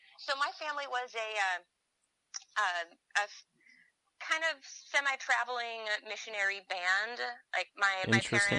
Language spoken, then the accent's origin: English; Pacific Northwest, United States; but I grew up in the Pacific Northwest, and that's where we mostly toured